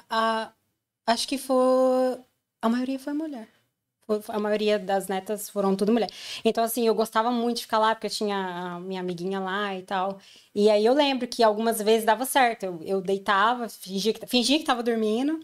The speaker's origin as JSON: {"language": "Portuguese", "town": "Brasília", "region": "Federal District", "country": "Brazil", "tie": "born or raised there", "also_born_or_lived": "Povoado do Espírito Santo, Goiás", "moved": "as an adult", "lives_now": "London, United Kingdom", "said": "depois eu mudei pra Brasília"}